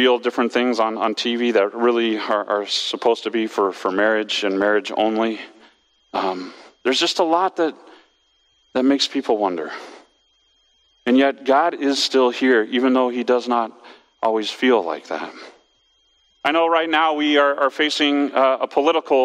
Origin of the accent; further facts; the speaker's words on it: West Coast, United States; moved away as an adult; I grew up on the West Coast